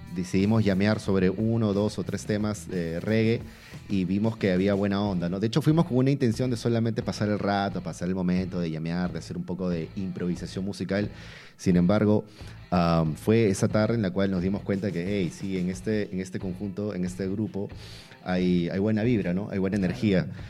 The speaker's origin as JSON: {"language": "Spanish", "region": "Lima", "country": "Peru", "said": "vengo de Chorrillos"}